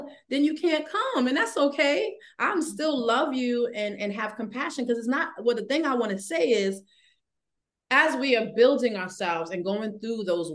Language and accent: English; New York City, New York, United States; I'm from the Bronx